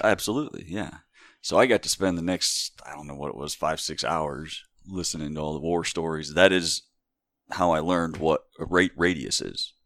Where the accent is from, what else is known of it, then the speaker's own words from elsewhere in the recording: Wayne County, Northeast Ohio, United States; also born or lived in Hawaii; I grew up here in Wayne County